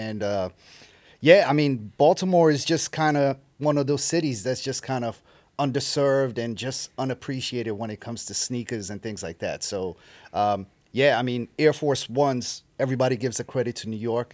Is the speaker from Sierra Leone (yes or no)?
yes; Sierra Leone; moved away; so I grew up in Sierra Leone, West Africa. I was born and raised in West Africa.